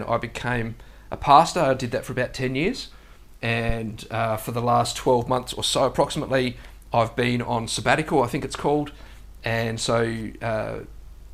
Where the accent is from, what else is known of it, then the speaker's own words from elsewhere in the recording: South Australia, Australia; moved away as an adult; now in Gold Coast, Australia; I was born in South Australia, and I grew up there.